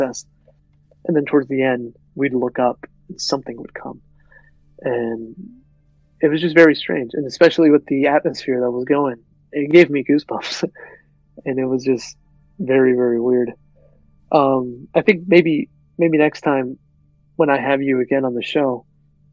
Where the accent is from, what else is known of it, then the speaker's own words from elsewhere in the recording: United States; we're American